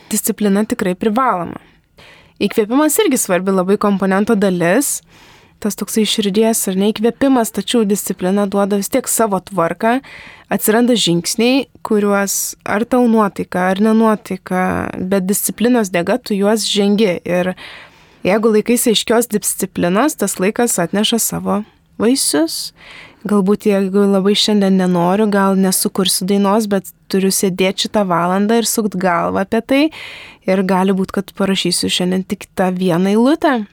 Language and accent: Lithuanian; Lithuania; mes lietuviai